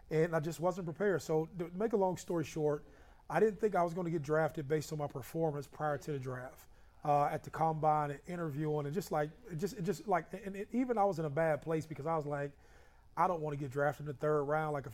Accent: Youngstown, Ohio, United States; also born or lived in Columbus, Ohio; we grew up in Youngstown.

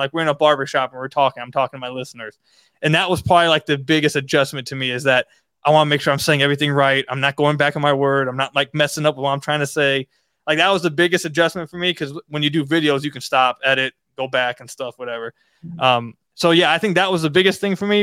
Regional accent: Detroit, Michigan, United States; I was born in Detroit

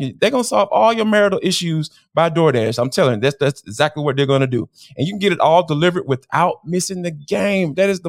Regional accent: Atlanta, Georgia, United States; born or raised there

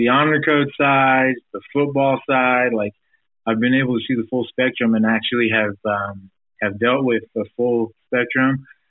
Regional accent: Provo, Utah, United States; growing up in Provo, Utah, there's not a lot of diversity.

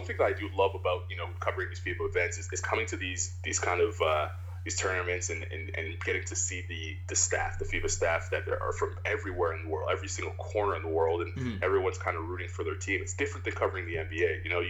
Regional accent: Canada; I'm a Canadian basketball fan, no question about it.

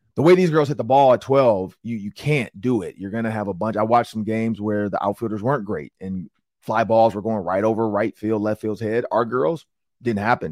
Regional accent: Detroit, Michigan, United States; I'm from Detroit

